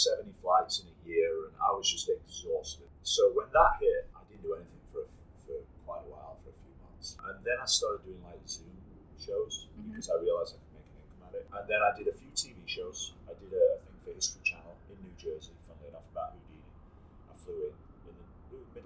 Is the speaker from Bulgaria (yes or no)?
no; England, United Kingdom; I'm born and raised in England